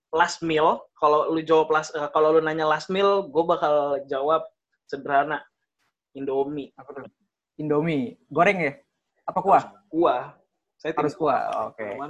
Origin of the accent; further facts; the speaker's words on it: Bekasi, West Java, Indonesia; 11 April tahun 2000, gue lahirnya di Bekasi. Dari lahir gue nggak pernah kemana-mana, tetap di Bekasi terus.